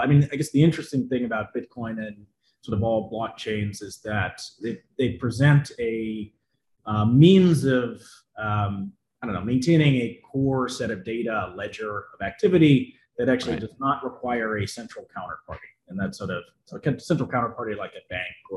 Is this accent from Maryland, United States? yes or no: no; New York City, New York, United States; I'm from New York City, pretty technical person